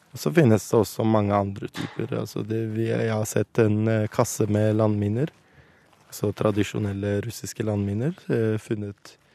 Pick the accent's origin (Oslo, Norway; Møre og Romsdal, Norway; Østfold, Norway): Oslo, Norway; born or raised there; moved away as an adult; also born or lived in Kurdistan; now in Iraqi Kurdistan